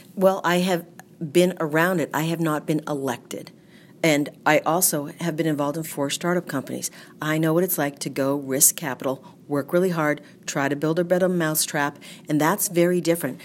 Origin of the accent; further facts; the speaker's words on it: Groton, Massachusetts, United States; I have a salon and day spa in my hometown of Groton